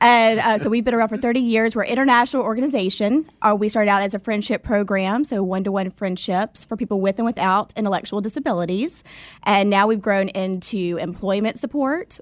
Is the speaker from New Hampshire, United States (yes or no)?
no; Alabama, United States; moved away; This is my home state.